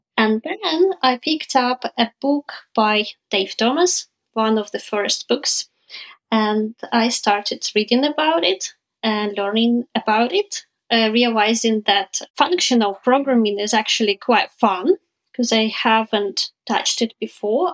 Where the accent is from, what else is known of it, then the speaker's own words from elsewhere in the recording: Ukraine; also born or lived in Southampton, United Kingdom; I'm from Ukraine